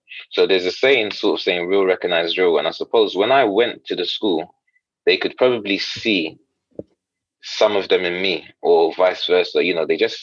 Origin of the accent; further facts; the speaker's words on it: Ghana; moved away; I'm Ghanaian originally, and sometimes sort of faith is, or religion is mixed in the culture